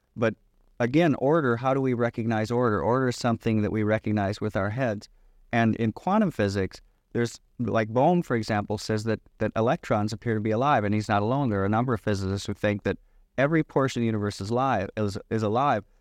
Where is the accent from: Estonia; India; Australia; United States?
United States; Michigan; I grew up in Michigan